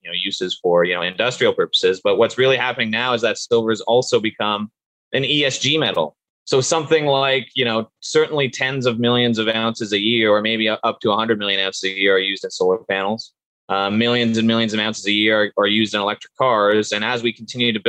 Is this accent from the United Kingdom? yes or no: no; Canada; also born or lived in Sudbury, Ontario; I'm originally from Canada and went to school here and in Canada and in a place called Sudbury, Ontario.